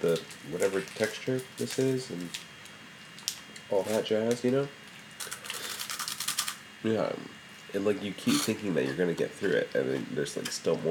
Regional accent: United States; I'm American.

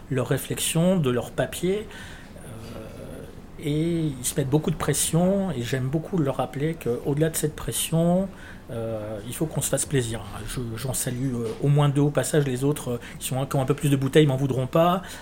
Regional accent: Lyon, Auvergne-Rhône-Alpes, France; also born or lived in Villeurbanne; Oui, je suis de Lyon, je suis né à Lyon.

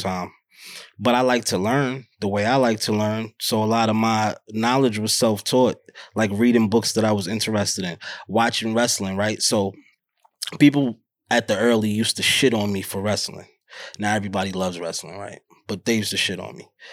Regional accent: New York City, New York, United States; born and raised in Harlem

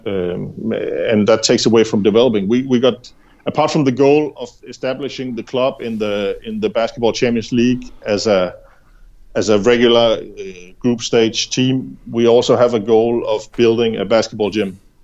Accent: Denmark; I'm from Jutland

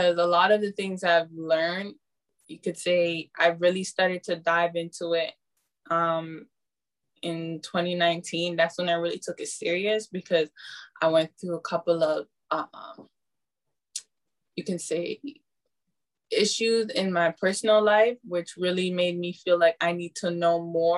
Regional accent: Canada; my parents are Ghanaian, so I'm Ghanaian, but I'm born in Canada.

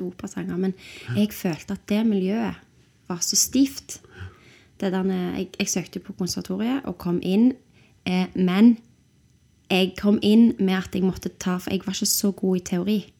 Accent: Stavanger, Rogaland, Norway; also born or lived in London, United Kingdom; søkte jeg på konservatoriet hjemme i Stavanger

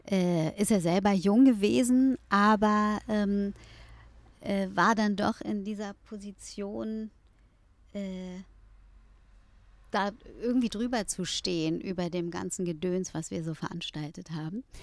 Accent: Berlin, Germany; Ich glaube auch als Berliner.

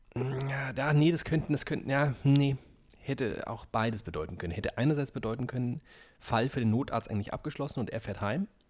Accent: Frankfurt am Main, Hesse, Germany; moved away; Ich bleibe in Frankfurt am Main, da wo ich aufgewachsen bin.

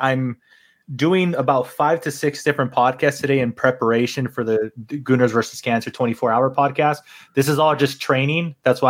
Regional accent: Canada; The biggest plot twist of the season, me being Canadian.

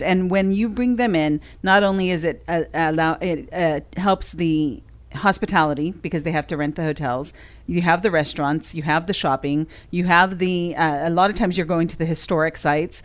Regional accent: California, United States; now in Sumner County, Tennessee, United States; we're from California originally

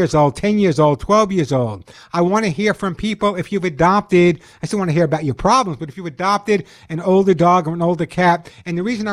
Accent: New York, United States; also born or lived in Sedona, Arizona; now in Los Angeles, United States; I'm from New York. I live in Los Angeles

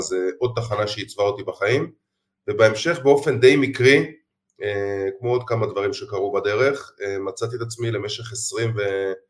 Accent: Jerusalem, Jerusalem District, Israel; אני ירושלמי במקור

